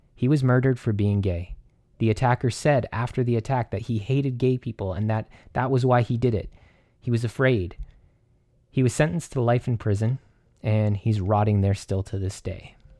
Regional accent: Canada; I'm Canadian

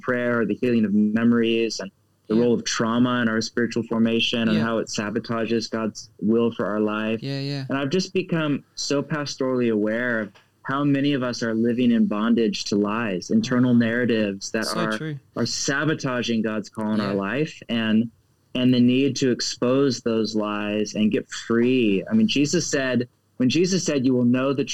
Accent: United States; I'm speaking as an American.

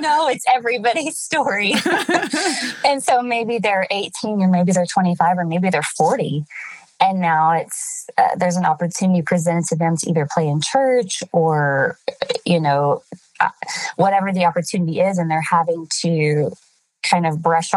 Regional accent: Shepherd, Texas, United States; moved away as an adult; also born or lived in Jackson, Mississippi / California; I was raised in Texas in a small church in the city of Shepherd. And I was there until I was 18

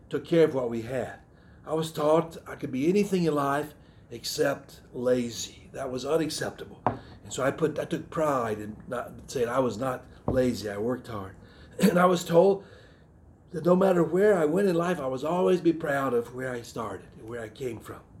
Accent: the South, United States; My cultural heritage, I grew up in the South. Uh, my, my Southern heritage is, was very important to me.

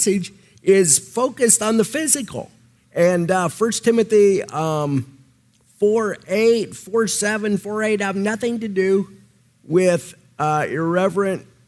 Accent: Nebraska, United States; accent: Nebraska; my Nebraska accent

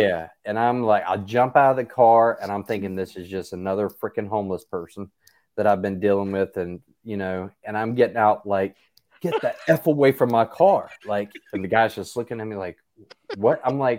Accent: Gastonia, North Carolina, United States; I'm from Gastonia.

